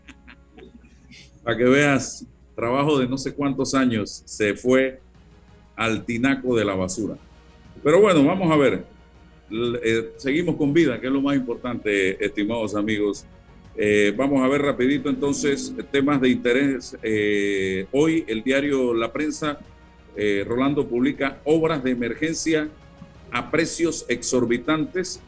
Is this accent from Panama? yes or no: yes; Panama; nosotros como panameños